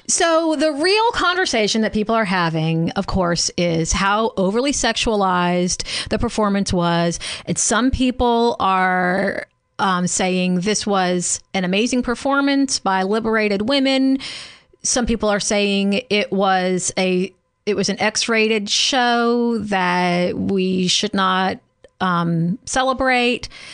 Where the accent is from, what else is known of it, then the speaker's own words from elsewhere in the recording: Louisiana, United States; growing up in Louisiana